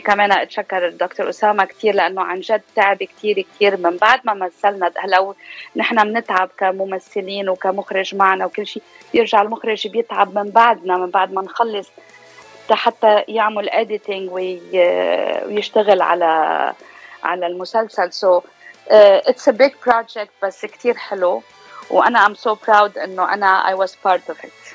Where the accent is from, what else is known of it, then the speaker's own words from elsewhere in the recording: Beirut, Beirut Governorate, Lebanon; accent: Lebanese; moved away as an adult; also born or lived in United States; now in Southern California, United States; أنا من لبنان من بيروت آه، صار لي بأمريكا 18 سنة